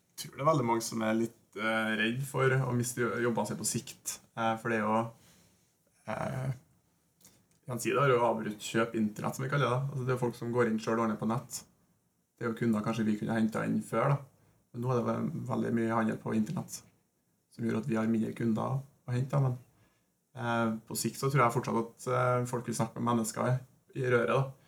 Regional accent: Norway; Vi er jo nordmenn

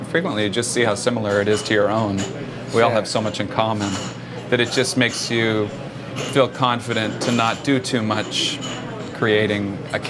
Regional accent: Oklahoma, United States; moved away; also born or lived in Connecticut; You know, I moved to Connecticut from Oklahoma.

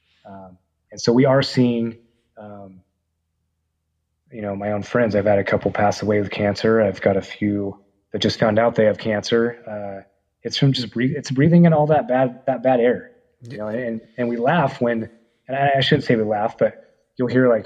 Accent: Paradise / Susanville area, California, United States; that was my hometown

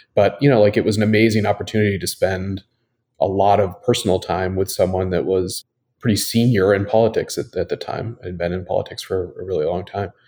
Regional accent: Washington, United States; now in Brooklyn, United States; I grew up in Washington State. I'm somewhat of a transplant to the East Coast. Have been here now for about 15 years and uh, live in Brooklyn

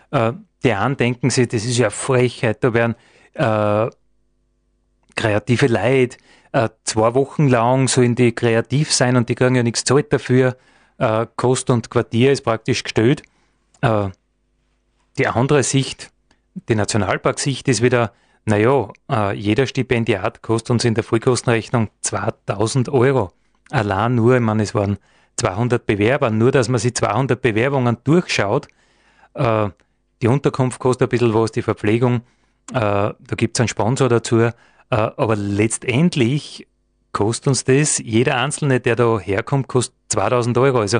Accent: Dobersberg, Lower Austria, Austria; da wo ich herkomme aus Dobersberg, wir haben einen Naturpark.

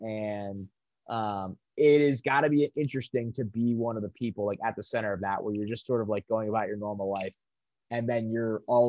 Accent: Towson, Maryland, United States; as I am a fellow Towson area person.

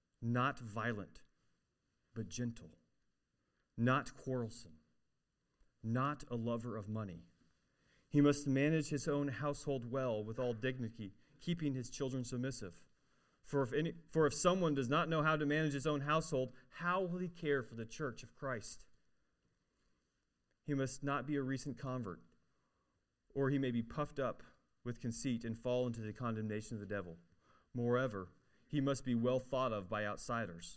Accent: Arkansas, United States; I'm from Arkansas

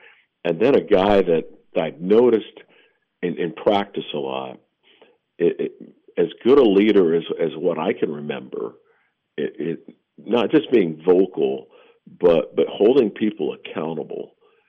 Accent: Labette County, Kansas, United States; one of them is from my hometown down in LeBecque County in Dean

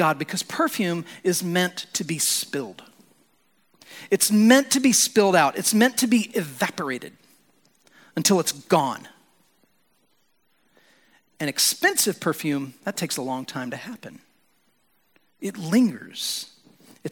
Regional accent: United States; As American Christians

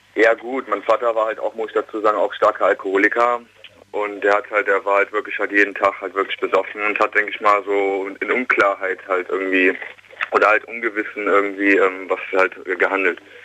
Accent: Königswinter, North Rhine-Westphalia, Germany; ich komme aus Königswinter

